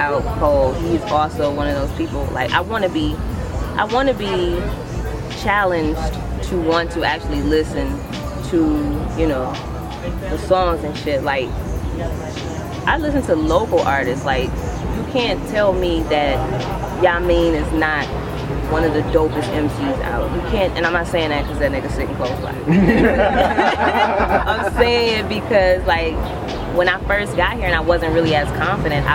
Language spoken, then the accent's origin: English; Detroit, Michigan, United States; now in Atlanta, United States; It's well known that I'm from Detroit. I spit like a Detroit MC. I sound like my hometown